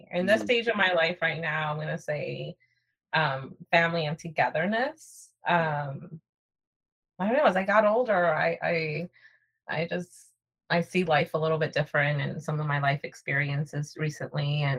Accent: Atlanta, Georgia, United States; growing up here in the States and growing up in Atlanta, far away from my family

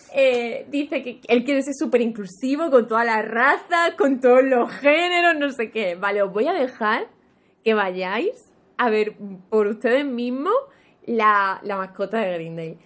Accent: Andalusia, Spain; para mí que soy andaluza

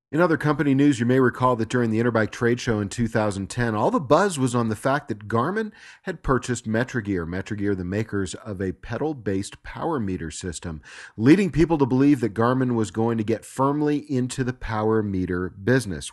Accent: Southern California, United States; moved away as an adult; also born or lived in Los Angeles; I moved away from Los Angeles just four years ago after having lived in Southern California my entire life.

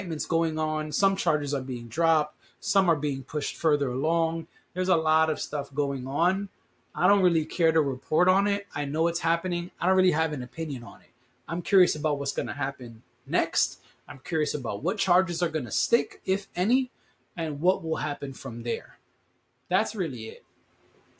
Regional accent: United States; As an American citizen

